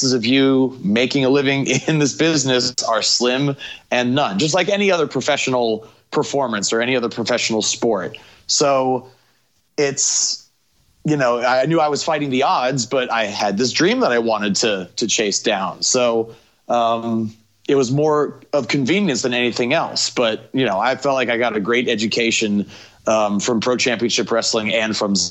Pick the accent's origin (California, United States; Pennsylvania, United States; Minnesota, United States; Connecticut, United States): California, United States; San Francisco Bay Area; also born or lived in Chico, California; I grew up here in the Bay.